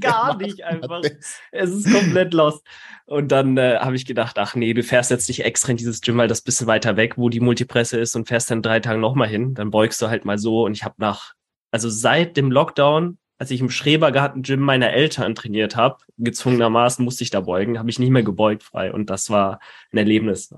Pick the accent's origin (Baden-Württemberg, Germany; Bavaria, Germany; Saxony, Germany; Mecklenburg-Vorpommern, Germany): Baden-Württemberg, Germany; Karlsruhe; in meiner Heimatstadt in Karlsruhe